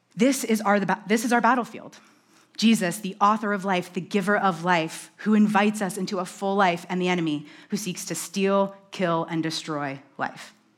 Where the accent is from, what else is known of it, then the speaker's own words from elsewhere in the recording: New York, United States; I'm from New York.